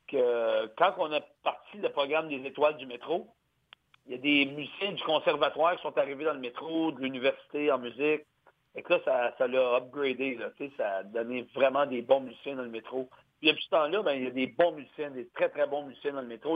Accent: Gatineau, Quebec, Canada; moved away as an adult; now in Montreal, Canada; je viens de l'Outaouais, moi. Gatineau, à l'Ottawa, dans ces coins-là

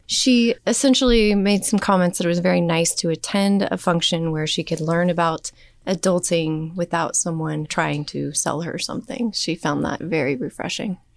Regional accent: Wamego, Kansas, United States; also born or lived in Manhattan, Kansas; I grew up in Wamego

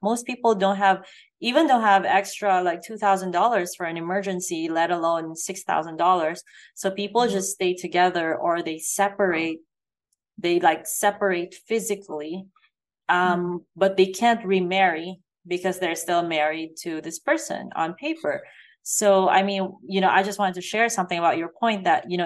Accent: Philippines; moved away; I grew up in the Philippines, where obviously it's also a poor country

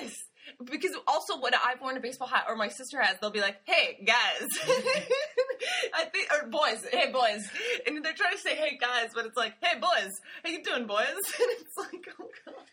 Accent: Seattle, Washington, United States; also born or lived in New York / Marche, Italy; now in Italy; I grew up in Seattle

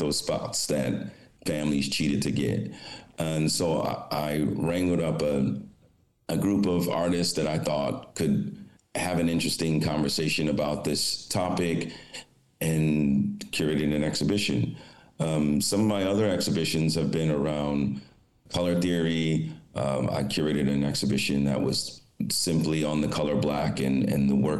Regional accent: Detroit, Michigan, United States; moved away as an adult; also born or lived in New York City / Rome, Italy; I grew up in Detroit, Michigan

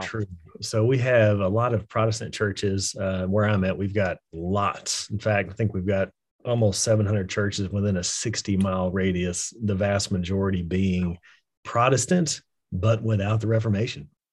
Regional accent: West Texas, United States; I actually am from West Texas, so this is, this is home

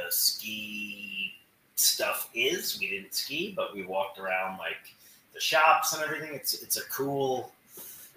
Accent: Albany, New York, United States; now in Florida, United States; I grew up in Albany.

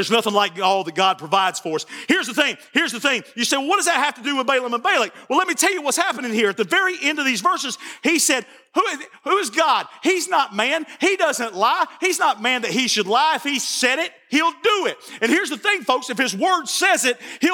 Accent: Barnesville, United States; I'm from Barnesville

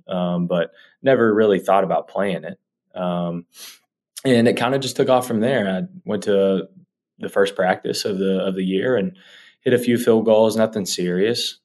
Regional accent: Sissonville, West Virginia, United States; Yeah, so I'm from West Virginia. For people who don't know, I'm from a little town called Sissonville.

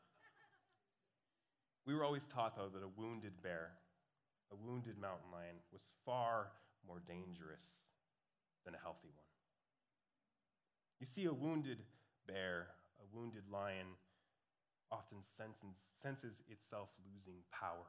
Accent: Montana, United States; moved away; also born or lived in California; Growing up in the Montanan desert

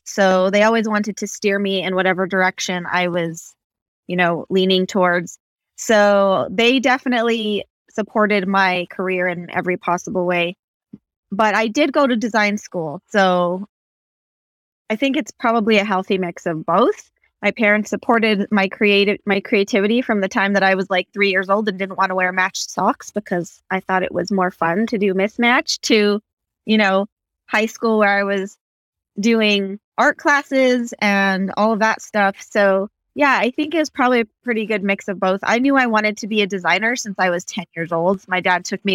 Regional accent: Santa Fe, New Mexico, United States; I grew up around Santa Fe

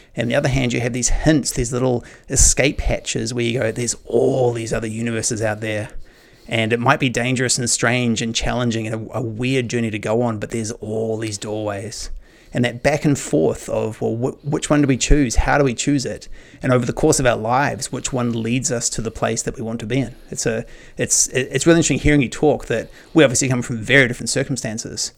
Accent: New Zealand; I grew up in New Zealand

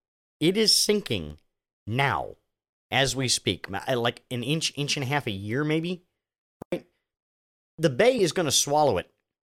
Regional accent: Machias, Maine, United States; When I was a kid living in, again, Machias, Maine, my hometown, was a way station between duty assignments for my father.

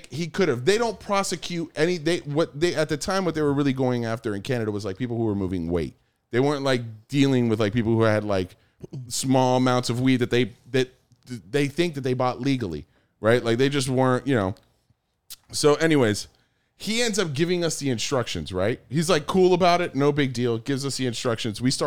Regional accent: United States; I'm American

